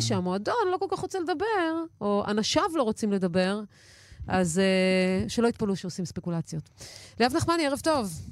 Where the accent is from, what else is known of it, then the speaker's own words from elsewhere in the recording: Haifa, Haifa District, Israel; בתור חיפאית